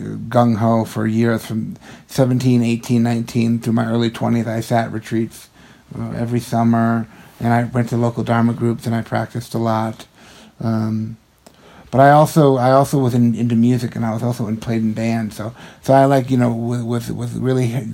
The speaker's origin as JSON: {"language": "English", "region": "Western Massachusetts", "country": "United States", "tie": "born or raised there", "said": "growing up in Western Massachusetts"}